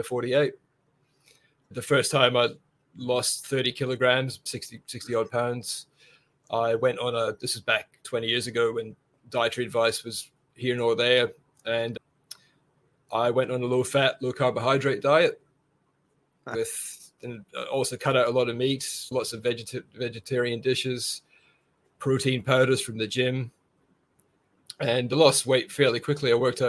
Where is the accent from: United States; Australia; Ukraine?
Australia; Brisbane, Queensland; Yeah, sure. Yeah … from Brisbane, carnivore currently of 8 months.